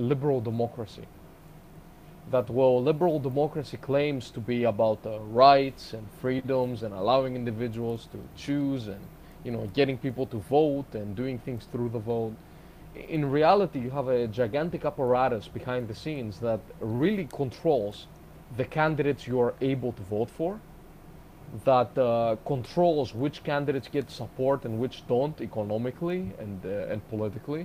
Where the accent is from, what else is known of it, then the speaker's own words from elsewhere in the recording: Greece; moved away; I'm from Greece originally